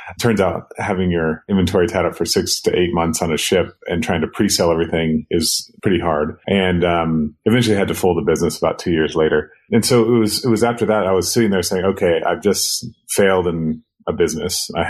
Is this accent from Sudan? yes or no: yes; Sudan; also born or lived in Kenya; I grew up between Sudan and Kenya. Basically, the war got bad in South Sudan, so we moved to Kenya. And then from there, we moved to Khartoum in northern Sudan.